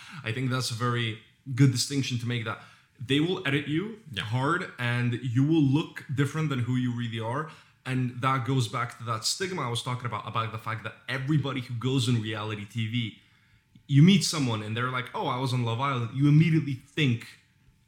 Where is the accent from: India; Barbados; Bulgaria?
Bulgaria; growing up in Bulgaria.